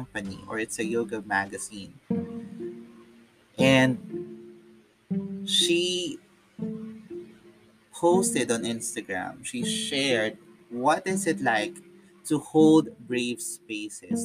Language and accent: English; Philippines; I'm a Filipino